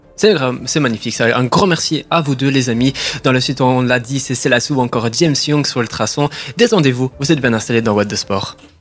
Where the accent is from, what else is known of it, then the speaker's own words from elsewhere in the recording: Italy; je suis italien